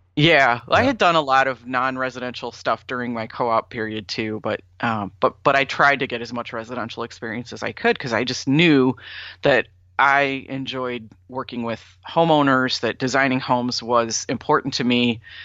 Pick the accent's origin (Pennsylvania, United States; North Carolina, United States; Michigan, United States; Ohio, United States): Ohio, United States; Sandusky; also born or lived in Florida; now in Ann Arbor, United States; my hometown is Sandusky, Ohio